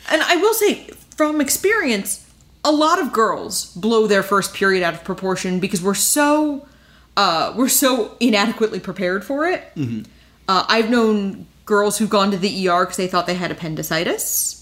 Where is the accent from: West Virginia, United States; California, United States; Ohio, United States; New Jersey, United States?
New Jersey, United States; I grew up in New Jersey